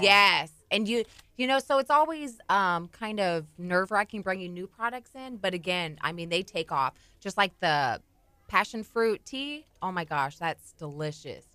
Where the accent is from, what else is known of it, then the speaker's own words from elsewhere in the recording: Corpus Christi, Texas, United States; moved away as an adult; I'm actually, um, formerly from Corpus Christi